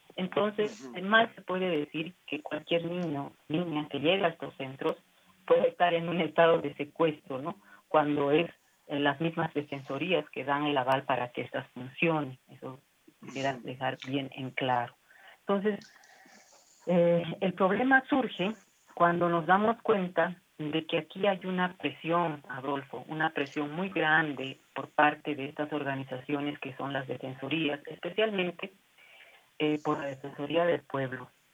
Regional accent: Bolivia; para nosotros, como bolivianos

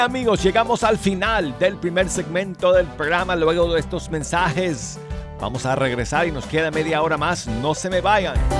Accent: Denver, Colorado, United States; moved away; mi tierra natal de Denver, Colorado.

